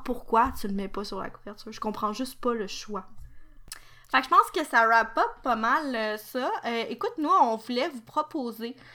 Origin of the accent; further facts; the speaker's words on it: Quebec, Canada; Je suis québécoise